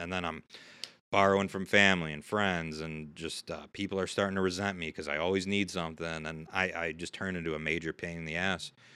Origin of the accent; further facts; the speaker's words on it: Syracuse, New York, United States; I grew up right here in Syracuse